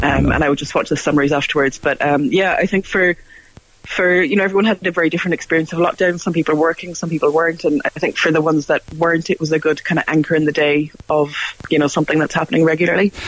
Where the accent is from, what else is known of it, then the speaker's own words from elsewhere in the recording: Cork, Munster, Ireland; moved away as an adult; now in New Zealand; I grew up in Cork